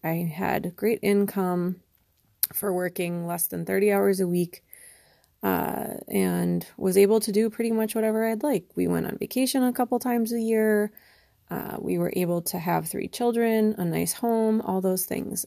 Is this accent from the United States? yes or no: yes; Wisconsin, United States; moved away as an adult; also born or lived in Connecticut; I moved back to Wisconsin, which is where I'm from